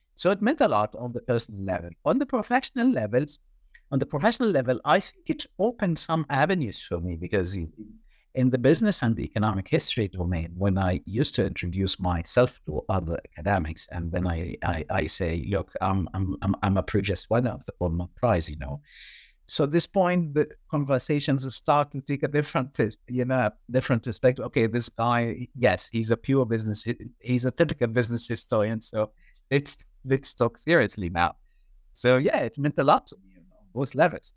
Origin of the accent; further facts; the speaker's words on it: Egypt; moved away as an adult; I did my undergrad in banking, and this was back in Egypt, my home country.